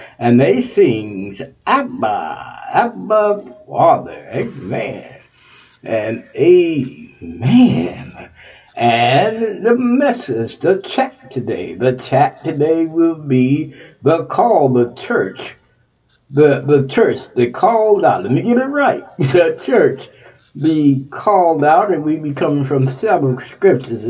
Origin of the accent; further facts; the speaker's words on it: Texas, United States; That's my home state, Texas